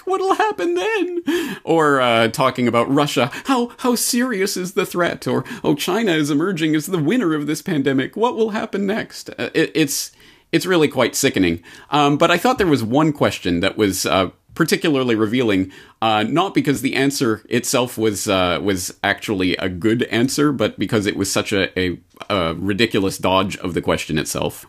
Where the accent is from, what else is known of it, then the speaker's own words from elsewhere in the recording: Canada; now in Japan; As a Canadian in Japan